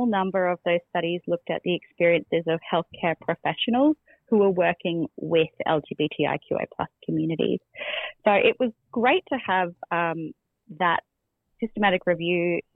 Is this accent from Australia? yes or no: yes; Australia; as Australian queer researchers